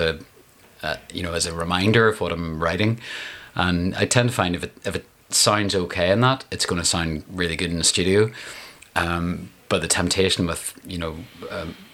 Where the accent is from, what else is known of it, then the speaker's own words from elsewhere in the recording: Downpatrick, Northern Ireland, United Kingdom; also born or lived in Holywood / Coleraine / East Belfast; now in Belfast, United Kingdom; It's kind of where I lived from. 7 to 15 in Downpatrick, and then Hollywood and Coleraine before that, and so all over